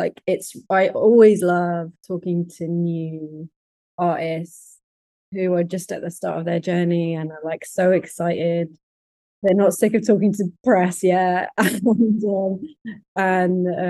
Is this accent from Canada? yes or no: no; London, United Kingdom; I'm from London